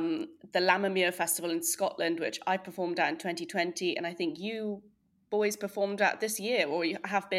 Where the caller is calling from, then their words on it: Berlin, Germany; moved away as an adult; also born or lived in United Kingdom; I am ringing in from my home in Berlin.